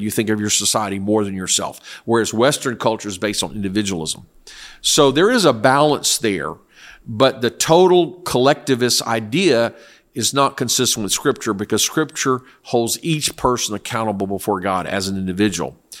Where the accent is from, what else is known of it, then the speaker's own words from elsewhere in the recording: South Korea; moved away; I lived in, I grew up in Korea.